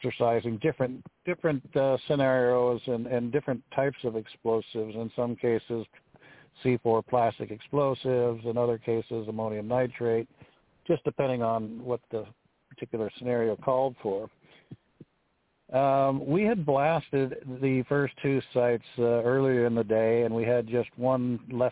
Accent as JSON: {"language": "English", "region": "Pacific Northwest", "country": "United States", "tie": "born or raised there"}